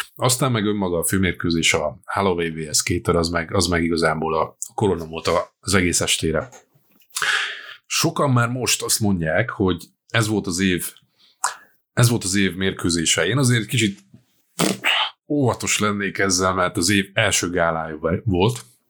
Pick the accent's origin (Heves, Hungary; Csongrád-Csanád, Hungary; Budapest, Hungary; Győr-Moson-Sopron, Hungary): Győr-Moson-Sopron, Hungary; Győr; egy győri vagyok